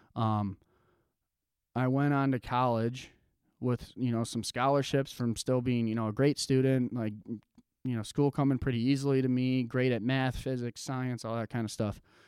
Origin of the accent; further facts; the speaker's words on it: Jenison, Michigan, United States; also born or lived in Grand Rapids; I grew up, was born in Grand Rapids and was born and raised in Jenison